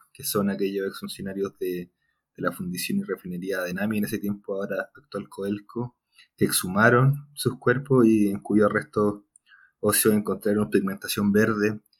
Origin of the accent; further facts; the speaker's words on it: Talca, Maule, Chile; moved away as an adult; now in Santiago, Chile; soy de Talca, estudié en Santiago, vivo en Santiago, desde que entré a la, a la carrera